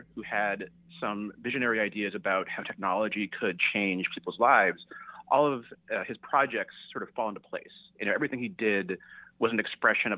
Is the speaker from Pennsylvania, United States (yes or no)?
no; the Bay Area, California, United States; I grew up in the Bay Area